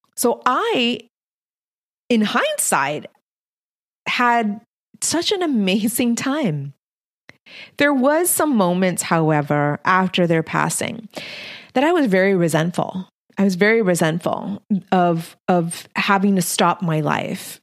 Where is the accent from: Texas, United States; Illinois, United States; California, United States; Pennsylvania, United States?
Texas, United States; Texas-Mexican border, United States; I'm Mexican-American, born and raised on the Texas-Mexican border